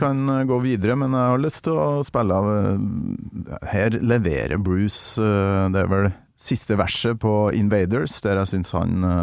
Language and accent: Norwegian; outside Rørvik, Trøndelag, Norway; der jeg kommer fra, utafor Rørvik i mm. Nord-Trøndelag